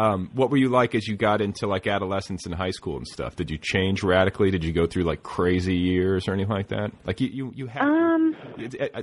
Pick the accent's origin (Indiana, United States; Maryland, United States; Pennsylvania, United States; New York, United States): Indiana, United States; I'm from Indiana